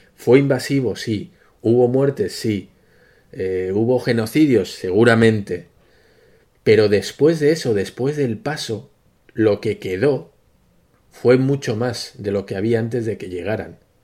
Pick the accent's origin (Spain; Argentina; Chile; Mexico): Spain; nos atañe a los españoles